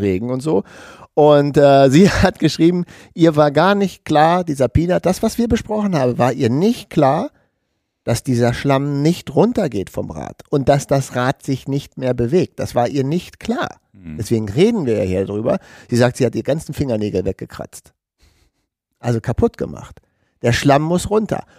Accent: Germany; wir sind ja immer als Deutsche

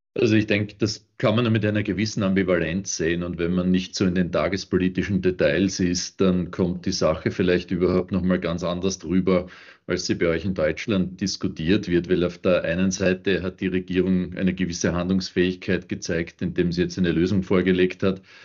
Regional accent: Austria; ich als Österreicher

